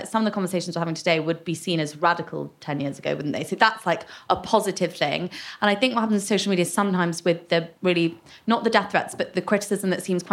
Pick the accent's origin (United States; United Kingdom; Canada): United Kingdom; as British people